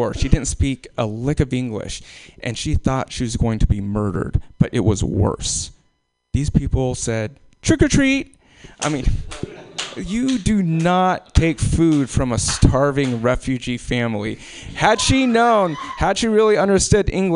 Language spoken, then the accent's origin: English; Alaska, United States; also born or lived in Anchorage, Alaska; being in Alaska, being born in Alaska